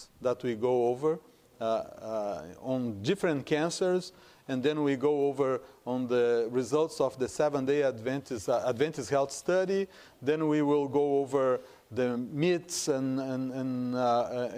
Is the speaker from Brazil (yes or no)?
yes; Brazil; first language Portuguese; English is a second language; moved away as an adult; also born or lived in Hong Kong; now in United States; I am from Brazil. And I am in the United States for about 20 years, except for some years that I spent in Hong Kong.